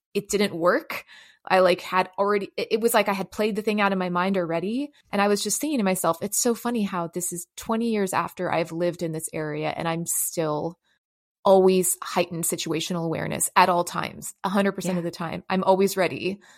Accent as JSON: {"language": "English", "town": "San Francisco", "region": "California", "country": "United States", "tie": "born or raised there", "also_born_or_lived": "Los Angeles", "said": "I grew up in San Francisco and Los Angeles, and I grew up in pretty like, you know, inner city environments."}